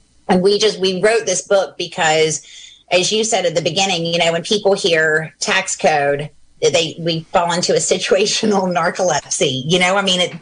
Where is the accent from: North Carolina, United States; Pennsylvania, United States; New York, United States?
North Carolina, United States; Raleigh; I grew up in North Carolina.